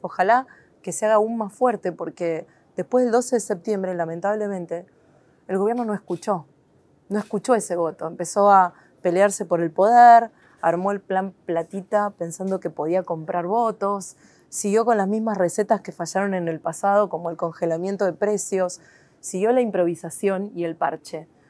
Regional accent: Argentina; quiénes somos los argentinos

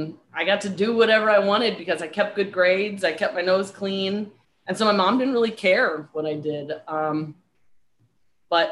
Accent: St. Louis, Missouri, United States; moved away as an adult; also born or lived in San Diego / Charlottesville, Virginia; now in Fort Lauderdale, United States; I grew up in St. Louis, Missouri. I currently live in Fort Lauderdale, Florida.

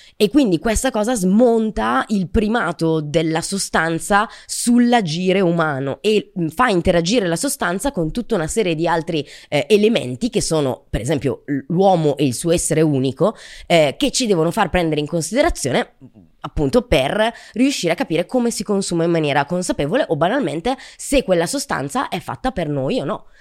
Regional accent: Brescia, Lombardy, Italy; io sono di Brescia

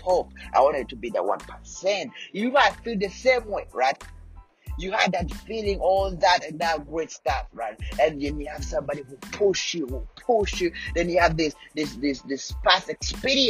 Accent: Rwanda; moved away; back in Rwanda, I was born in Rwanda

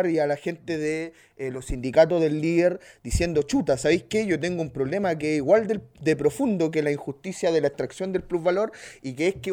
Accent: Colombia; A los que nos gusta el fútbol, que ser madre, yo que soy colombiano, que ser madre era malo.

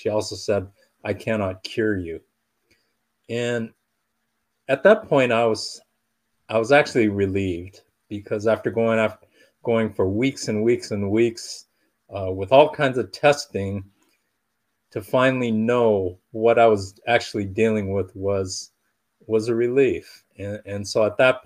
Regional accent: Southern California, United States; I was born and raised in Southern California

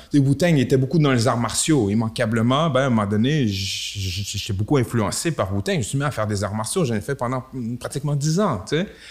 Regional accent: Quebec City, Quebec, Canada; je viens de Limoilou, euh, à Québec

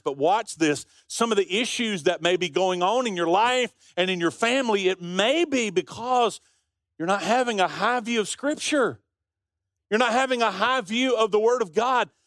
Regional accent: Birmingham, Alabama, United States; We grew up on Avenue, uh, P in Central Park in Birmingham

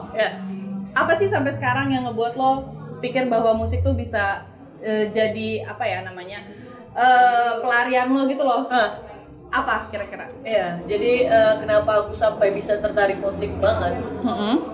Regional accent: Batam, Riau Islands, Indonesia; Ya, aku tuh seneng banget ya, karena memang aku berasal dari Batam.

